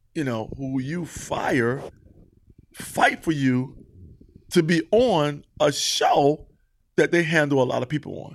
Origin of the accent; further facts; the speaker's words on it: Mount Vernon, New York, United States; Not only was I from Mount Vernon, I'm from New York